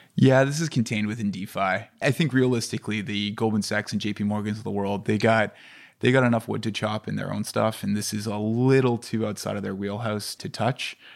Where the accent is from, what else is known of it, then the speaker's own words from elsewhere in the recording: Canada; I'm Canadian